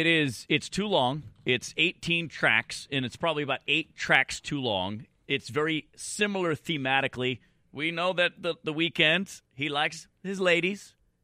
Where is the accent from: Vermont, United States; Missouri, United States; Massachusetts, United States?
Massachusetts, United States; Boston; moved away; I'm going to have to go back to my hometown.